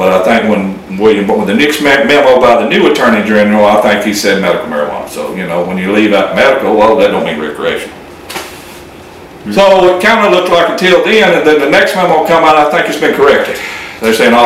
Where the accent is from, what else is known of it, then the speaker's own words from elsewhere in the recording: Louisiana, United States; now in Oklahoma, United States; I grew up in Louisiana